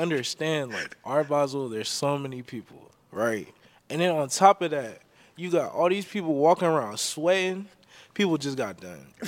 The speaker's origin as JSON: {"language": "English", "town": "Elk Grove", "region": "California", "country": "United States", "tie": "born or raised there", "also_born_or_lived": "San Francisco Bay Area", "said": "I'm from Elk Grove, California. Born and raised"}